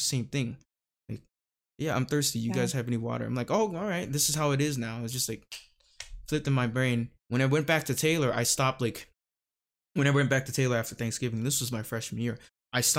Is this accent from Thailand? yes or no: yes; Thailand; moved away as an adult; now in United States; 'cause I spent 18 years. You know, I grew up in Thailand.